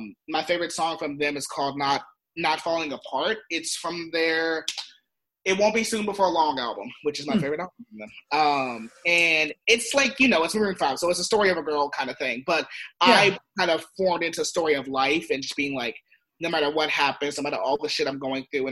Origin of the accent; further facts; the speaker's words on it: San Diego, California, United States; I grew up in San Diego